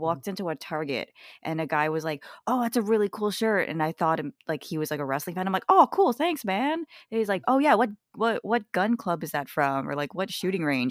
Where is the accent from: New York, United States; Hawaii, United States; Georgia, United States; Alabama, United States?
Hawaii, United States; now in Pacific Northwest, United States; I'm from Hawaii